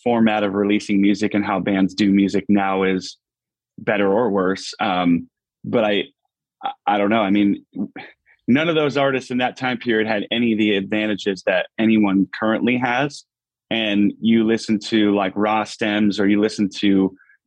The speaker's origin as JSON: {"language": "English", "town": "Pittston", "region": "Pennsylvania", "country": "United States", "tie": "born or raised there", "said": "A little suburb outside called Pittston, Pennsylvania."}